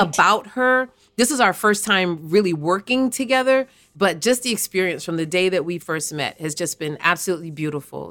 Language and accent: English; New York City, New York, United States; I was born and raised in Bed-Stuy, Brooklyn